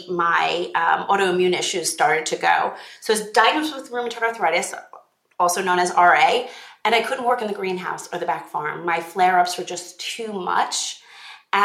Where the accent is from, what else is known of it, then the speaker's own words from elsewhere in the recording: Long Island, New York, United States; was born on Long Island in New York